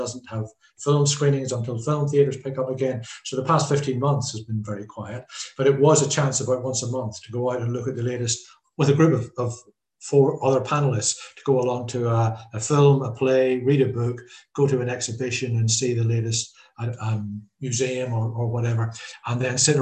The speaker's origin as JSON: {"language": "English", "area": "Glens of Antrim", "region": "Northern Ireland", "country": "United Kingdom", "also_born_or_lived": "Belfast", "moved": "as an adult", "lives_now": "London, United Kingdom", "said": "I'm from the Glens of Antrim. I've been here since the 70s."}